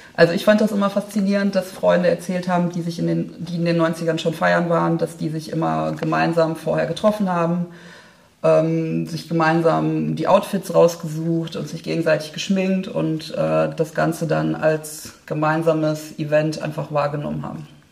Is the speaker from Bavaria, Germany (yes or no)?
no; Oberhausen, North Rhine-Westphalia, Germany; ich komme ja ursprünglich aus Oberhausen